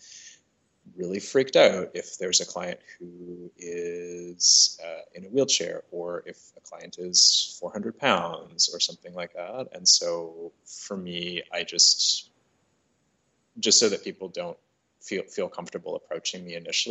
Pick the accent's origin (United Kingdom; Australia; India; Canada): Canada; Toronto, Ontario; I'm originally from Toronto, but I have worked in a number of different cities around the world